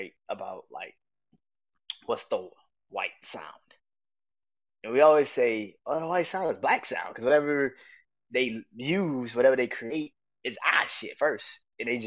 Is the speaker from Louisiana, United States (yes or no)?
yes; New Orleans, Louisiana, United States; I'm born and raised in New Orleans